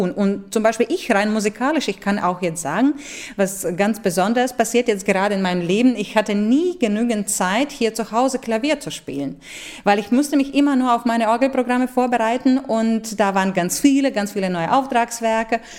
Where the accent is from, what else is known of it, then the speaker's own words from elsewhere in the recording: Latvia; German is a second language; Ich habe mich wirklich sehr, sehr nach meiner Heimat gesehen und ich, ich habe wirklich schwer überleben äh, können, dass ich nicht so bald nach Lettland darf und nicht so bald für lettisches Publikum spielen darf.